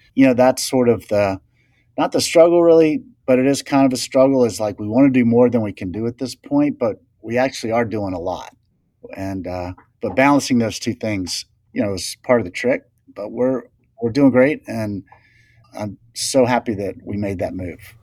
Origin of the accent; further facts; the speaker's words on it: the South, United States; I'd always fished as a kid, you know, we'd do, I was from the South, and so we'd go down to the beach